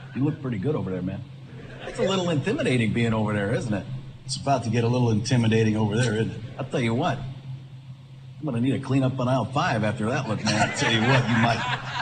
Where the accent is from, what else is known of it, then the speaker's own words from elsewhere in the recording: Tampa, Florida, United States; moved away; I grew up in Tampa